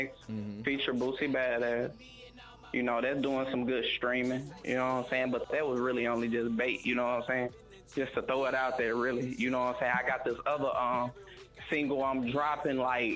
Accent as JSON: {"language": "English", "region": "Arkansas", "country": "United States", "tie": "born or raised there", "also_born_or_lived": "Milwaukee", "moved": "as an adult", "lives_now": "Texas, United States", "said": "I went back to Arkansas to my hometown"}